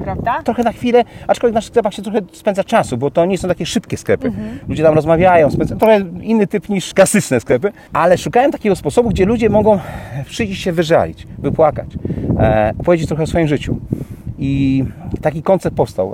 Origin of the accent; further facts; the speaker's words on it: Kołobrzeg, West Pomeranian Voivodeship, Poland; mój rodziny Kołbrzeg, bo pochodzę z Kołbrzegu